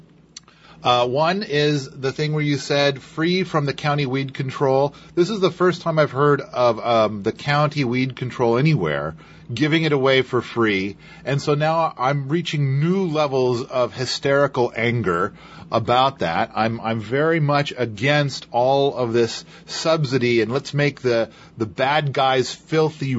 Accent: Idaho, United States; I was born in Idaho

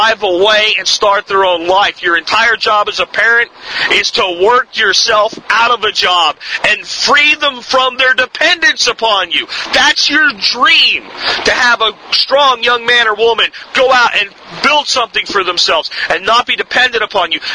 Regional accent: United States; my birthright as an American

